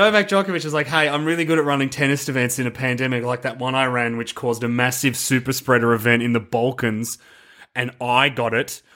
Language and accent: English; Australia; as an Australian